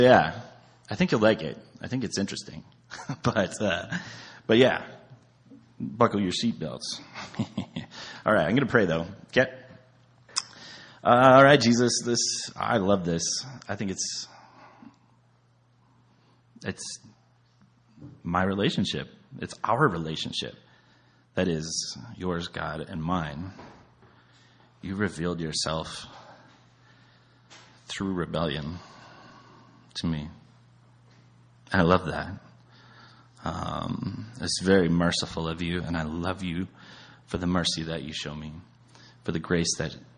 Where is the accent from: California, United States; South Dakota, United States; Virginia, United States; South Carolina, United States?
South Dakota, United States; punk rock scene that I grew up in South Dakota